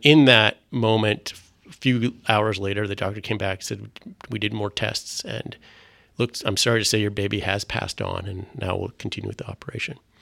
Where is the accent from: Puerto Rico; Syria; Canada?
Canada; Vancouver, British Columbia; first language French; English is a second language; I grew up here in Vancouver